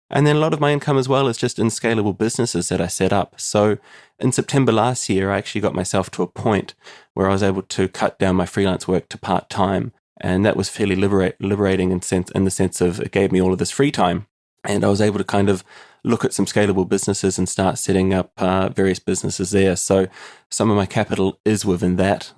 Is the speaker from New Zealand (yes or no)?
yes; New Zealand; moved away as an adult; now in Limerick, Ireland; I'm originally from New Zealand and I moved to Ireland in the heart of the recession in two thousand and eleven.